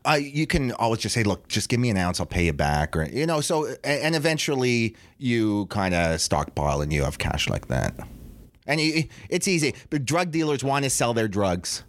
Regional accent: Toronto, Ontario, Canada; we're two Jews from Toronto

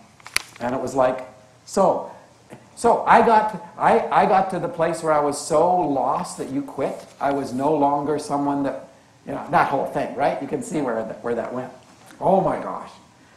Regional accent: Canada; born there; But I was born Canadian, and I love being Canadian.

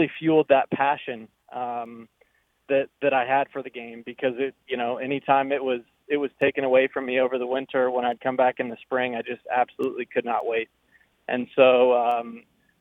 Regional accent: Indiana, United States; growing up in Indiana

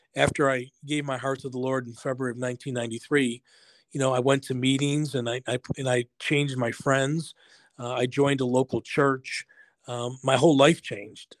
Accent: Buffalo, New York, United States; I grew up in Buffalo, New York.

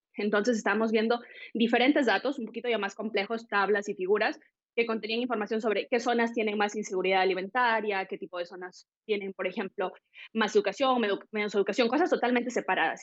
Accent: Peru; moved away; soy peruana

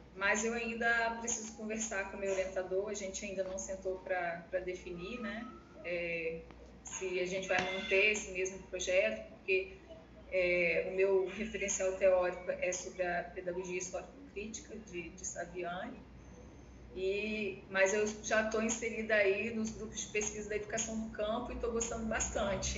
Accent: Muniz Freire, Espírito Santo, Brazil; also born or lived in Alegre; sou natural de Muniz Freire, estou aqui no sul do estado

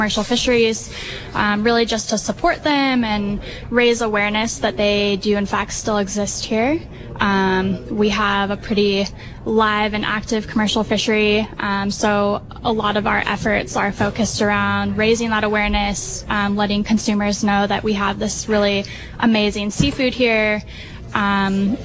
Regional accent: San Luis Obispo, California, United States; moved away as an adult; now in Monterey, United States; I'm from San Luis Obispo originally, but I've lived in Monterey for 10 years now

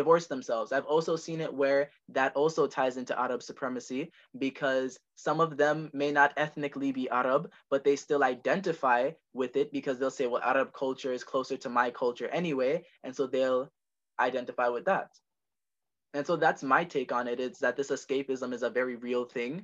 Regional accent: Jamaica; I am from Jamaica, which would make me Caribbean

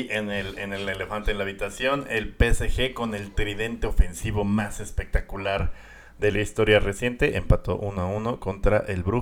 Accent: Guatemala; Soy como el guatemalteco más mamón

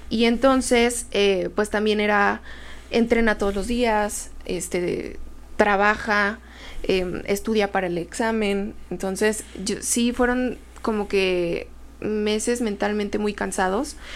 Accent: State of Mexico, Mexico; al mismo tiempo que soy mexicano universal Estado de México.

